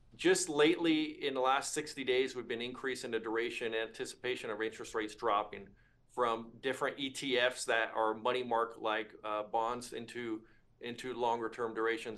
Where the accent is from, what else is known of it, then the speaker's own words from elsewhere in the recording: Northern California, United States; now in Flower Mound, Texas, United States; I'm originally from Northern California